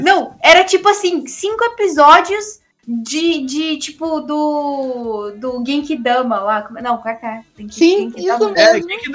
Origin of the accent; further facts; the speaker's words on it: Camapuã, Mato Grosso do Sul, Brazil; eu morava, eu sou de Camapuã, pra quem não sabe, que é do interior de, de Mato Grosso do Sul